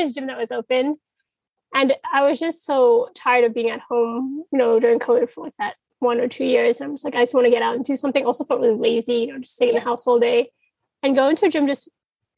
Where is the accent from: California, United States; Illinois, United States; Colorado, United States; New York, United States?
New York, United States; New York City; I'm from Brooklyn, New York.